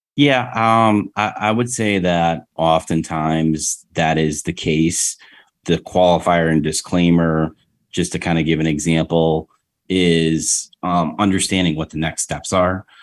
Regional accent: Rochester, United States; moved away; my hometown in Rochester

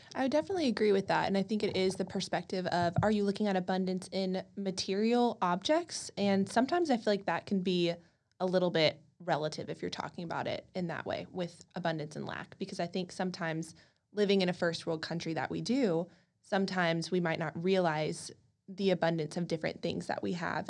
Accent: College Station, Texas, United States; also born or lived in Dallas; I grew up in College Station, Texas

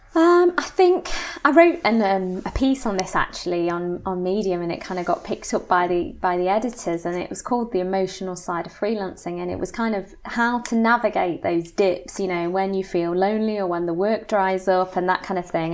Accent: Nottingham, East Midlands, United Kingdom; moved away as an adult; also born or lived in Cambridge; I'm originally from Nottingham

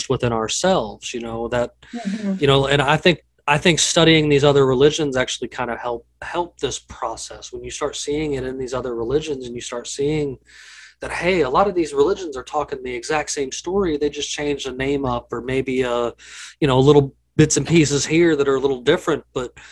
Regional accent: the South, United States; growing up in the South, it's the Bible Belt

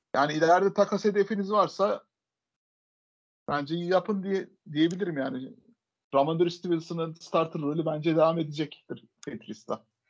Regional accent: Adana, Turkey; Boston Massachusetts doğumlu değilim Adana doğumluyum ben

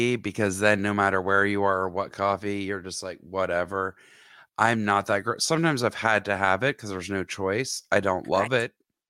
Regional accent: Roswell, Georgia, United States; I then moved on a year later at 14 to Dunkin' Donuts in Roswell, Georgia, my hometown.

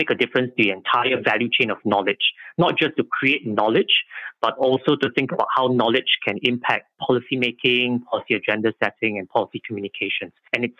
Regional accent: Singapore; I'm from Singapore. I'm based at the Lee Kuan Yew School of Public Policy in Singapore.

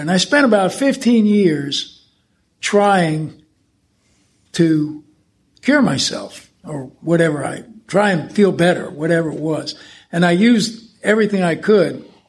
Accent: the New York area, United States; I was brought up in the New York area

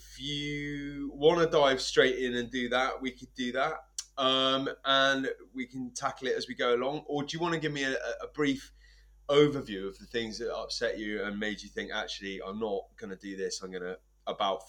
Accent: England, United Kingdom; now in Scotland, United Kingdom; as an Englishman living in northeast Scotland

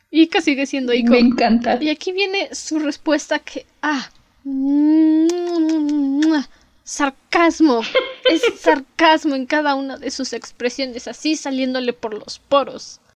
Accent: Mexico; Ya saben que sus dragones weird somos mexicanas

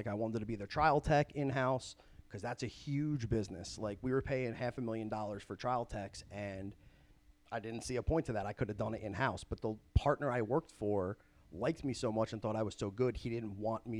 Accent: Springfield, New Jersey, United States; also born or lived in Pennsylvania; I'm from Springfield, New Jersey

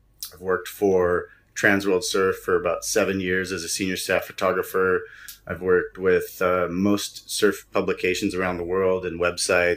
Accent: United States; as an American

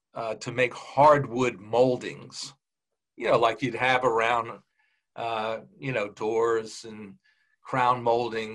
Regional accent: Huntington, New York, United States; I grew up on Long Island in a place called Huntington

